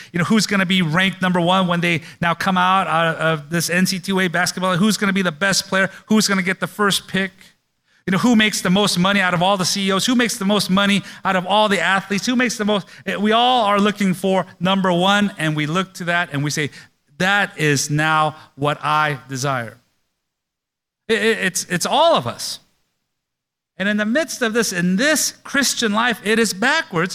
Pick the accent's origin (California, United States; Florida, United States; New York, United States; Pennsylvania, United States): California, United States; Oakland; I grew up in Oakland